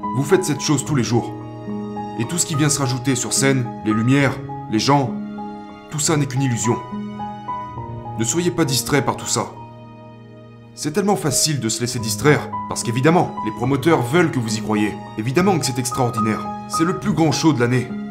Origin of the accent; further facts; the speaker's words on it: New Zealand; quand j'étais enfant, j'ai grandi en Nouvelle-Zélande, dans une région très rurale.